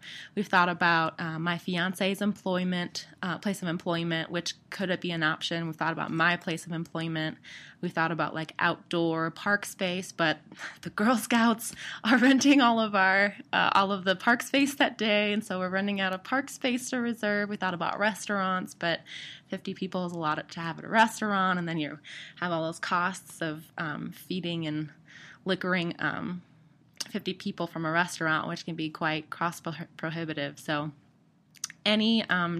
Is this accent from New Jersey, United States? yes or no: no; Wisconsin, United States; moved away; I'm originally from Wisconsin